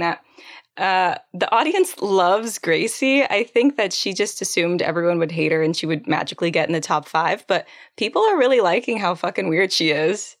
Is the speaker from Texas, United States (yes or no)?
yes; San Antonio, Texas, United States; I'm from San Antonio